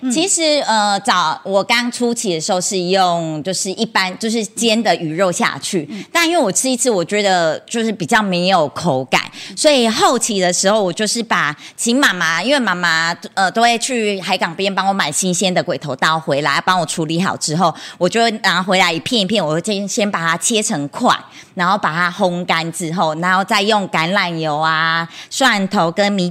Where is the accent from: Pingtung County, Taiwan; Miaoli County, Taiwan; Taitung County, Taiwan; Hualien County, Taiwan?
Taitung County, Taiwan; Chenggong; 我也是土生土长的成功人，然后我从小就在新港教会长大